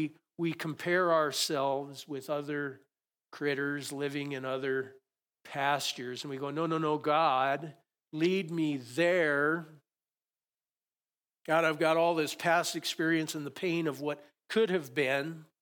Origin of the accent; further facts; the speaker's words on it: Conrad, United States; I grew up in Conrad, and especially in the springtime, when you look out, and we had some sheep farmers around.